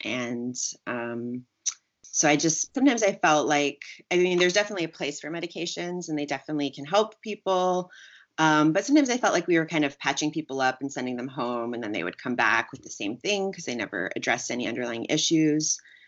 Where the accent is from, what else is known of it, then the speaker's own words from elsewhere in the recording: Germany; moved away as an adult; now in United States; So I did all that growing up in Germany. So that's where I did most of it. And then I left Germany and went to the States when I was 18 to start university.